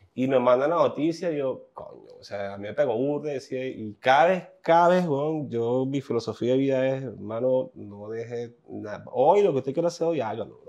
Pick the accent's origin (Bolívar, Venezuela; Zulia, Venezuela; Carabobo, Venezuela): Carabobo, Venezuela; Puerto Cabello; now in New York, United States; Es el primer día que salí de Puerto Cabello